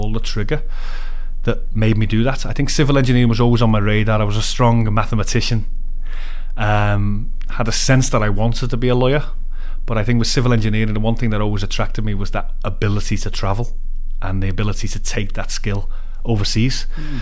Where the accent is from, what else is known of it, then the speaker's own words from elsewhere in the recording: Liverpool, North West England, United Kingdom; also born or lived in Leeds; I'm from Liverpool, brought up there, schooled there and went to university in Leeds